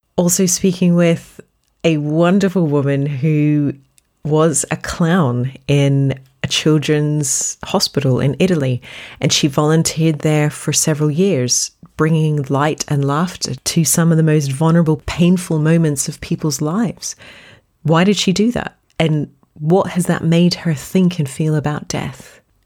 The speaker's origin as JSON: {"language": "English", "country": "Australia", "tie": "born or raised there", "said": "I grew up in Australia"}